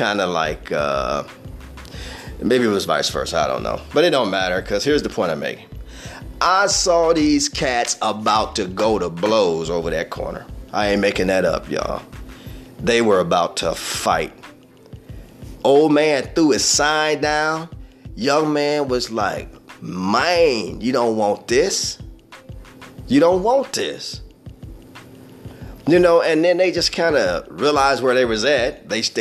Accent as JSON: {"language": "English", "town": "Peoria", "region": "Illinois", "country": "United States", "tie": "born or raised there", "said": "I hail from Peoria, Illinois. All right, proud of it, born and raised. I'm a native."}